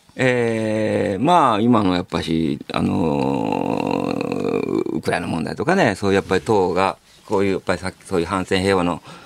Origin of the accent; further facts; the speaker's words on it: Hiroshima, Japan; moved away as an adult; also born or lived in Tokuyama; もともと広島育ちで僕被爆あのー、卒業した高校はもう爆心地のすぐそばだったんですよ